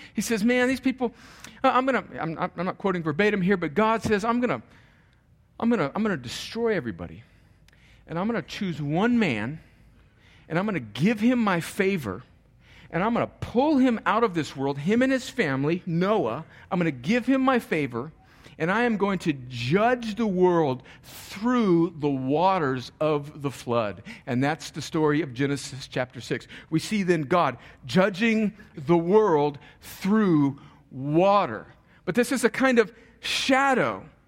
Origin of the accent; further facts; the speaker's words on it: United States; I am an American because I was born in America, actually just barely